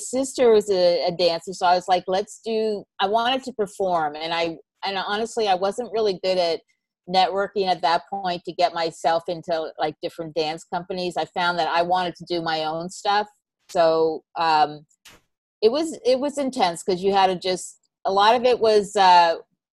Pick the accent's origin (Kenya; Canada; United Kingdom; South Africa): Canada; also born or lived in North Carolina; now in New York, United States; I'm Canadian